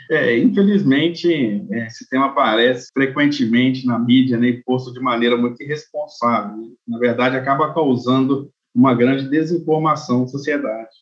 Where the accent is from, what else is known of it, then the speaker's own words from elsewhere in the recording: Manhumirim, Minas Gerais, Brazil; also born or lived in Viçosa, Brazil / Denmark; Sou nascido em Manhumirim, cidade, Minas, estado de Minas Gerais, onde fica é, na região da Zona da Mata de Minas